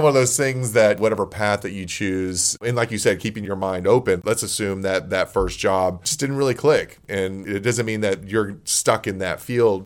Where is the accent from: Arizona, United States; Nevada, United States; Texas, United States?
Texas, United States; Corpus Christi; moved away; also born or lived in Houston, Texas; I grew up in Corpus Christi, a little bit bigger than Beeville.